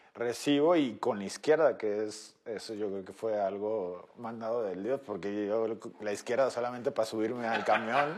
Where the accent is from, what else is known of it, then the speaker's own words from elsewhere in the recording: Mexico; Como mexicano